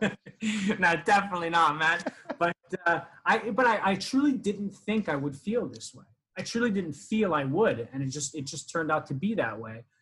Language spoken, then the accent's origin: English; Canada; moved away; I am Canadian